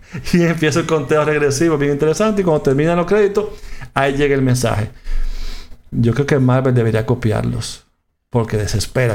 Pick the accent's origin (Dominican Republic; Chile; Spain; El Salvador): Dominican Republic; En mi país, República Dominicana